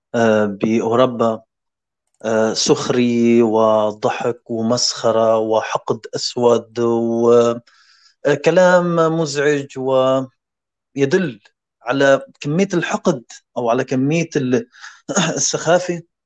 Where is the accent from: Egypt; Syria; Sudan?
Syria; moved away as an adult; now in Denmark; هذا البلد أول ما جينا عليه نحن كسوريين، كلاجئين